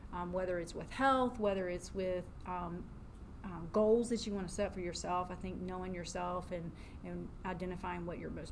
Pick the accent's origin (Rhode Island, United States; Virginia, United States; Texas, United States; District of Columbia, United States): Virginia, United States; Mechanicsville; moved away as an adult; also born or lived in Syracuse, New York / Winston-Salem, North Carolina; I grew up in Virginia, Mechanicsville, Virginia